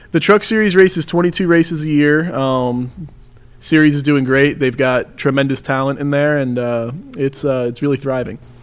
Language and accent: English; Mahwah, New Jersey, United States; Born and raised in Jersey. Yeah, grew up right in Mahwah